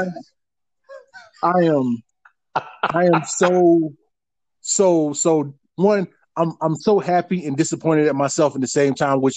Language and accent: English; Jacksonville, Florida, United States; now in Billings, United States; I'm from North Florida, West Jacks, Duval County, Lackawanna, born and raised